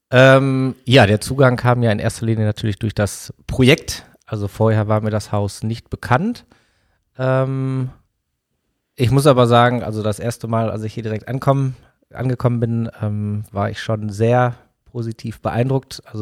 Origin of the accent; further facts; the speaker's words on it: Bottrop, North Rhine-Westphalia, Germany; now in Dortmund, Germany; Also genau, also wobei gebürtig aus Bottrop.